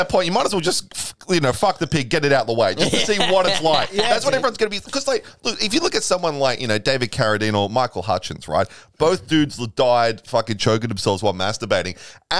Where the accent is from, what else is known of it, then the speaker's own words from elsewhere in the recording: Lake Macquarie, New South Wales, Australia; I grew up on Lake Macquarie. And so like sometimes like I lived in Rathmines